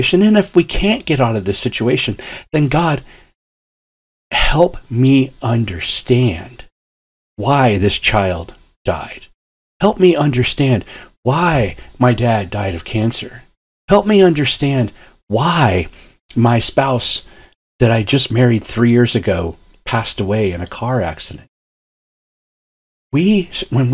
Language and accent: English; Ashtabula, Ohio, United States; I grew up in Ashtabula, Ohio, up on Lake Erie, in the very top northeast corner of Ohio